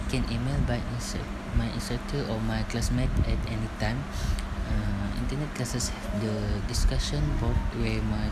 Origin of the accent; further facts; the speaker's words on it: Sarawak, Malaysia; moved away as an adult; also born or lived in Perak; I'm from Sarawak, and I study at UPSI that is in Perak